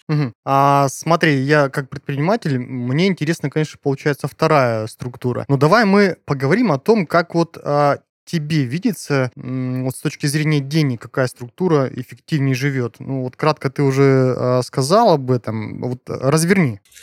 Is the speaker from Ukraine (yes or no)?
no; Kazakhstan; Я тоже а, из Казахстана, в городе Шказган